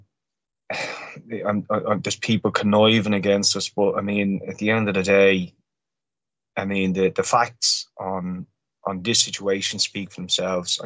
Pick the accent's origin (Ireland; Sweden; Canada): Ireland; Dublin, Leinster; I'm from Dublin in Ireland, and I'm an Irish filmmaker